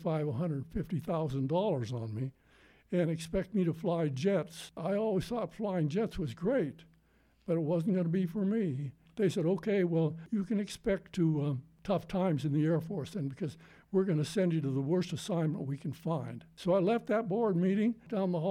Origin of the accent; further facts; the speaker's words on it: Dillon, Montana, United States; moved away as an adult; also born or lived in Vancouver, Canada; now in Alpine, United States; I was born in Dillon, Montana, a little town in southwestern Montana, about 60 miles south of Butte.